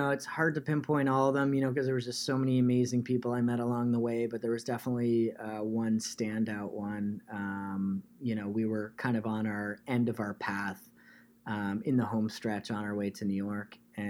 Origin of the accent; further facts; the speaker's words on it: Canada; now in United States; because I'm originally Canadian, but spent most of my life in the United States.